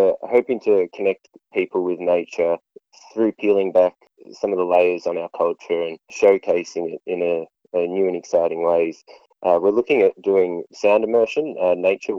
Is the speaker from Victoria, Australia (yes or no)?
yes; Castlemaine, Victoria, Australia; moved away as an adult; now in Bendigo, Australia; I grew up in Castlemaine originally. I moved to Bendigo for university about 6 years ago.